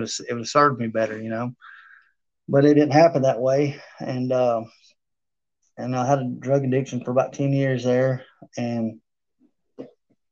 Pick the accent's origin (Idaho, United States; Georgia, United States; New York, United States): Georgia, United States; Taylorsville; I grew up in Taylorsville, Georgia for the most part of my life